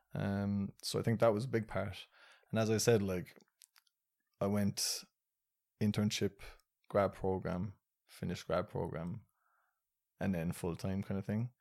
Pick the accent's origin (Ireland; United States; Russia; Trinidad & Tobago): Ireland; I was born and raised in Ireland